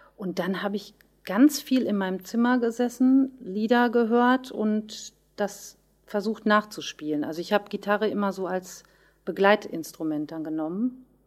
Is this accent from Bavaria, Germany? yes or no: no; Löhne, North Rhine-Westphalia, Germany; Musikschule in Löhne wo ich herkomme